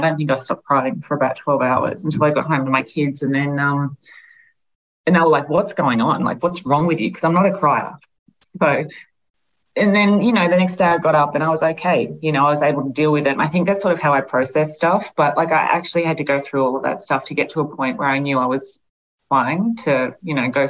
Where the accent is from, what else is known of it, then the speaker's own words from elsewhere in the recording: Albury, New South Wales, Australia; you know, I'm from Albury, so it's not as if I'm not getting a lot of external pressure there.